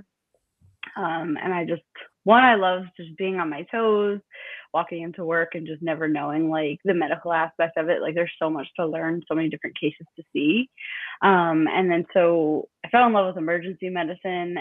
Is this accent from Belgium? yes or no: no; New York, United States; moved away as an adult; now in Austin, United States; So I am born and raised in New York. I originally moved out here in 2017